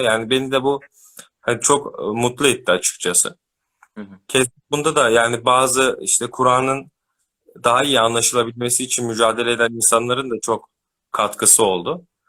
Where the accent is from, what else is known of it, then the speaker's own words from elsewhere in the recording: Ankara, Turkey; 94 Ankara doğumluyum.